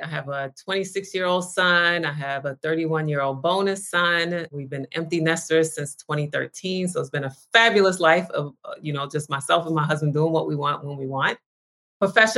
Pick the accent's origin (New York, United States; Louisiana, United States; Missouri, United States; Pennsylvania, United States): New York, United States; now in Los Angeles, United States; I live in Los Angeles, but I'm originally from New York